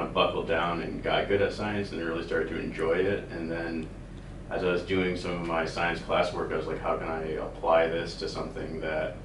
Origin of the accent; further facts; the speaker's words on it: Upper Michigan, United States; moved away as an adult; I grew up in Alaska in Upper Michigan.